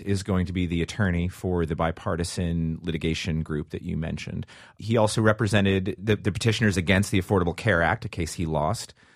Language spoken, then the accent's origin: English; Washington, District of Columbia, United States; my hometown of the District of Columbia